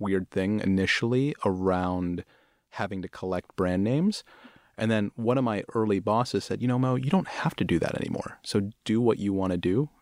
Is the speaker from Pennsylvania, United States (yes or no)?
yes; Pittsburgh, Pennsylvania, United States; moved away; also born or lived in Houston / Bombay, India; I grew up in Pittsburgh.